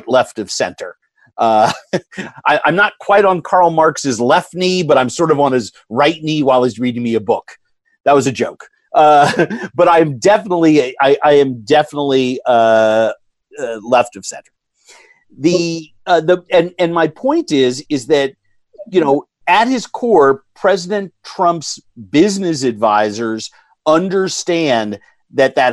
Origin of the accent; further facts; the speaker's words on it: New York, United States; Growing up in New York in a very progressive family